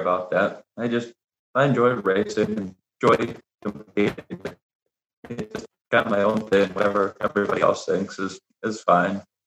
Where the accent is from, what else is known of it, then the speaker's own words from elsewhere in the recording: Ohio, United States; I was born and raised in Ohio